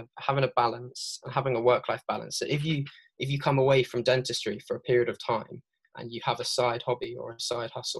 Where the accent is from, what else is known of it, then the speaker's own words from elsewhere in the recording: Devon, Somerset, South West England, United Kingdom; moved away as an adult; now in London, United Kingdom; I'm from down south, so down like Devon, Somerset way. So that's originally where I'm from